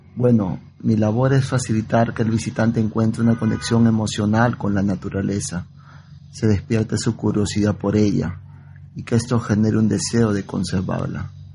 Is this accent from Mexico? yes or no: no; Lima, Peru; mis amigos de Lima, en la primaria